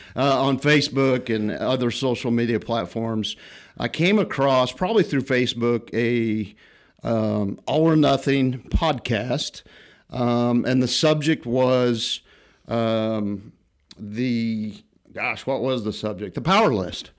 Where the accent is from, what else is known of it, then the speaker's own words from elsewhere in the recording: Illinois, United States; moved away as an adult; originally born and raised in Illinois, not too far from here